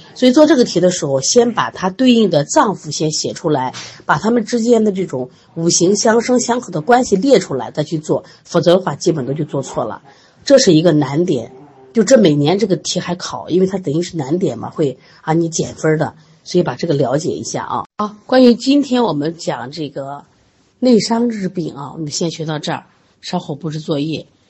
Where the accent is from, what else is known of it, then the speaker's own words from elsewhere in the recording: Sichuan, China; 我们四川人爱吃辣